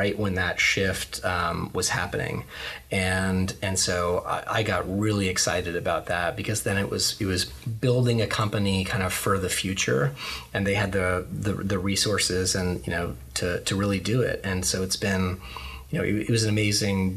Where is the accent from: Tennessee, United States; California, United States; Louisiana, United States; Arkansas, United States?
California, United States; Bay Area; growing up in the Bay Area